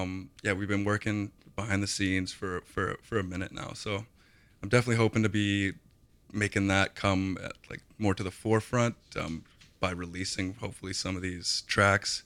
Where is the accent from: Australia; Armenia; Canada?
Canada; Kelowna, British Columbia; I grew up in Kelowna